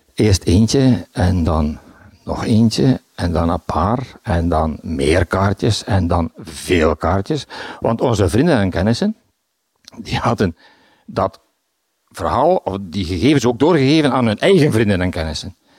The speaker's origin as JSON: {"language": "Dutch", "town": "Bruges", "region": "Flanders", "country": "Belgium", "said": "Ik ben van Brugge. Ik woon in de Sint-Hubertuslaan."}